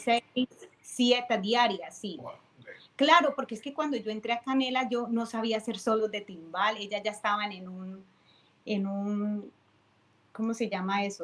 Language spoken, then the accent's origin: Spanish; Cali, Valle del Cauca, Colombia; now in Tampa, United States; soy de Cali, pero vivo en Tampa